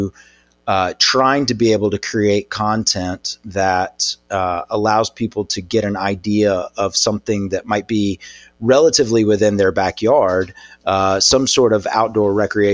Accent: Birmingham, Alabama, United States; Born and raised in Birmingham

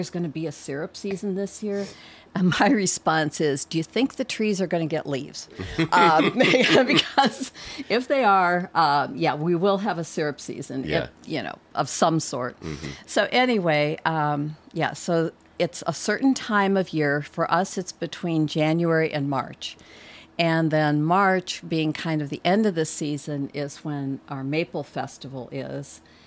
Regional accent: Wisconsin, United States; now in Highland County, Virginia, United States; I'm from Wisconsin originally

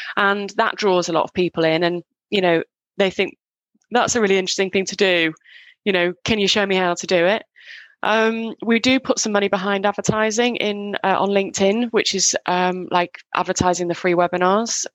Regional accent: Northwest, just outside Manchester, North West England, United Kingdom; moved away; I grew up in the UK

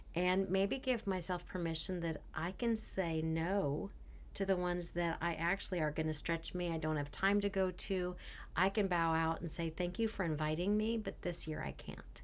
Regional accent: Canada; moved away; I was from Canada

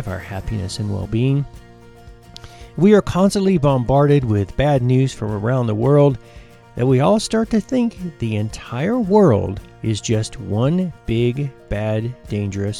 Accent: United States; my home country, which is the United States

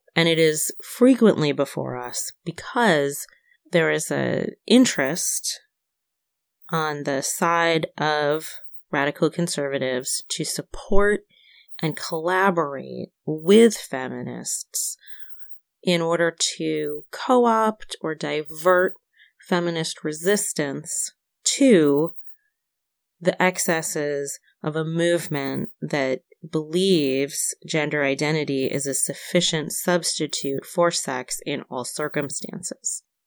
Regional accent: Syracuse, New York, United States; born and raised in Syracuse, New York.

